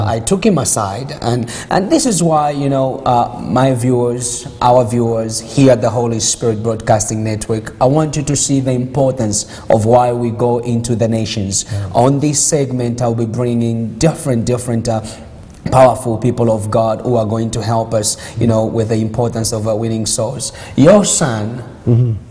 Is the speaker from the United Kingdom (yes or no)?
no; Zambia; now in Canada; I was born there. I was born in Zambia